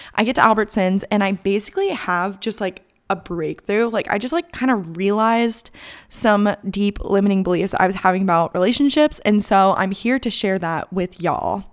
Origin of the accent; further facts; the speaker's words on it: Gilbert, Arizona, United States; moved away as an adult; also born or lived in Tucson, Arizona / Malibu, California; now in North Carolina, United States; I am from Gilbert, Arizona